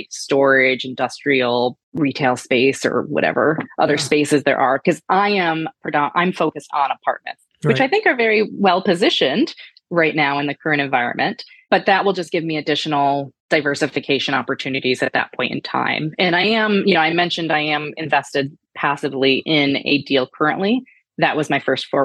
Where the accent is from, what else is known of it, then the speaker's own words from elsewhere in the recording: Michigan, United States; moved away as an adult; also born or lived in Florida; I grew up in Michigan